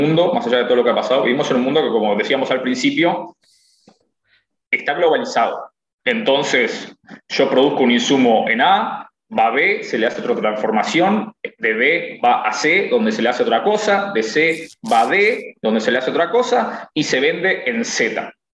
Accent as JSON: {"language": "Spanish", "country": "Uruguay", "moved": "yes", "said": "gente que somos uruguayos"}